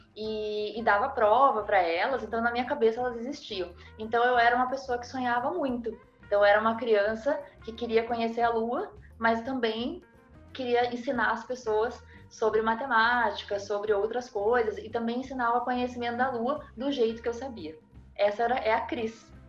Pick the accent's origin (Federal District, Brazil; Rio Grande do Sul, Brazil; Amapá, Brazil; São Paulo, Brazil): Rio Grande do Sul, Brazil; also born or lived in Curitiba, Paraná; eu sou paranaense, eu sou curitibana, criada no Rio Grande do Sul